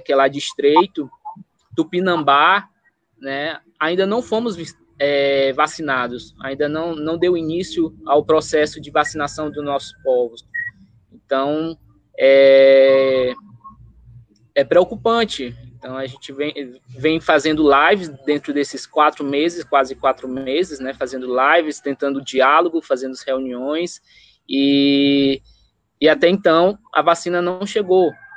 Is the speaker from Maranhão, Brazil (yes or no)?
yes; Chapadinha, Maranhão, Brazil; Chapadinha, de onde eu nasci, cresci